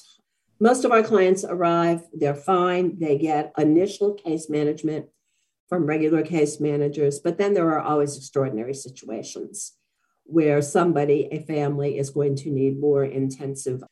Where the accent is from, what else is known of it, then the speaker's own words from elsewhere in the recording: New York City, New York, United States; now in Phoenix, United States; I am originally from New York City, second generation Polish American